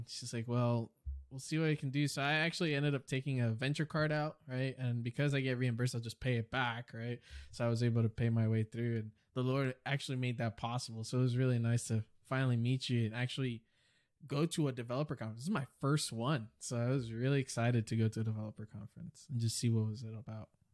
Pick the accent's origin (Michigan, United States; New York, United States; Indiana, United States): New York, United States; New York City; moved away; I was raised in New York City all my life